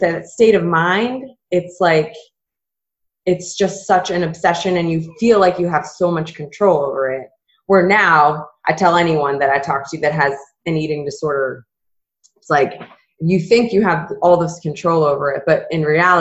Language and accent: English; Massachusetts, United States; moved away as an adult; also born or lived in Southern Florida; I grew up in Massachusetts and then went to school in Southern Florida